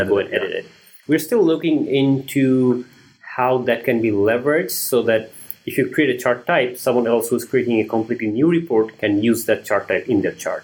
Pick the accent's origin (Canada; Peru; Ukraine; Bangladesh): Bangladesh; moved away as an adult; also born or lived in Maryland, United States / Washington DC, United States; I'm originally from Bangladesh